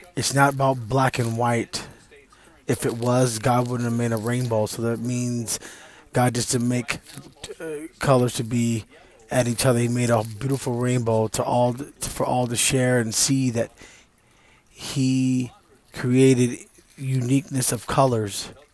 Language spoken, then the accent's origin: English; East Texas, United States; I'm from Texas and uh, East Texas. They call it Deep East Texas